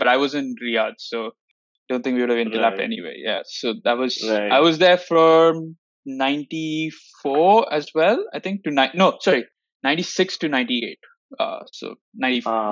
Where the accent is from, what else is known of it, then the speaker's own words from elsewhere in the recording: Bangalore, Karnataka, India; I'm also from Bangalore